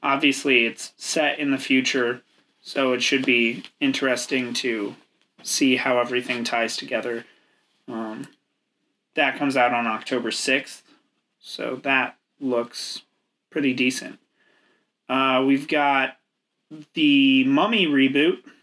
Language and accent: English; United States; we're uneducated swine from America